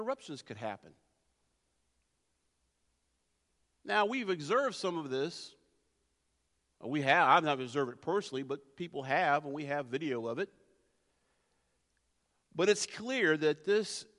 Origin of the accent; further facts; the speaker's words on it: near the Blue Ridge Mountains, Blue Ridge Mountains area, United States; I grew up near the Blue Ridge Mountains